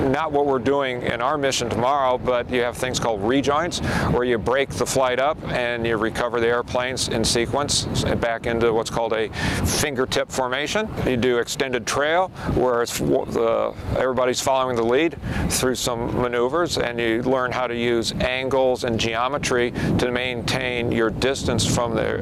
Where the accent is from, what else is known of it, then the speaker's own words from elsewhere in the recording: Phoenix, Arizona, United States; But I myself, I'm from Phoenix, Arizona.